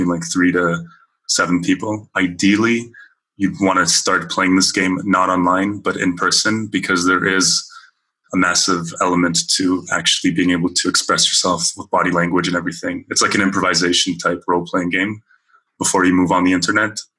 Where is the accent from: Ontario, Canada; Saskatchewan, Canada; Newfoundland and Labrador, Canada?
Ontario, Canada; Vaughan; moved away as an adult; now in Seville, Spain; I grew up in Canada, specifically in the GTA. If you have listeners outside of Ontario, the GTA is the Greater Toronto Area. specifically in Vaughan Thornhill